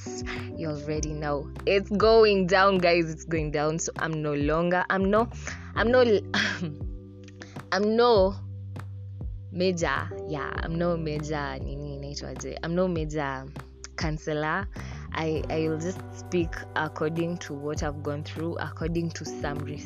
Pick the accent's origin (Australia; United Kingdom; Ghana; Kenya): Kenya; first language Swahili; English is a second language; One time for Islands, by the way. I was raised there